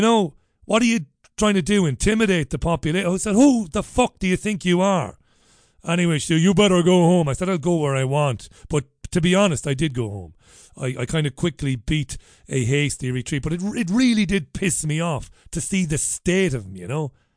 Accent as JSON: {"language": "English", "town": "Waterford", "region": "Munster", "country": "Ireland", "tie": "born or raised there", "moved": "yes", "lives_now": "United Kingdom", "said": "growing up in Ballybeg in Waterford"}